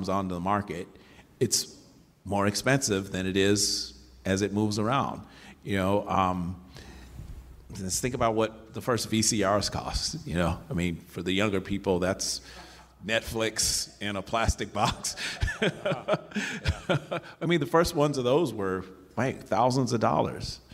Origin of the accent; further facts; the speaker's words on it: Chicago, Illinois, United States; now in Michigan, United States; I grew up in Chicago, south side of Chicago